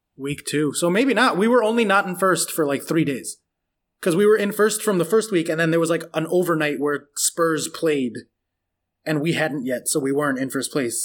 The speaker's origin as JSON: {"language": "English", "country": "United States", "said": "I'm American"}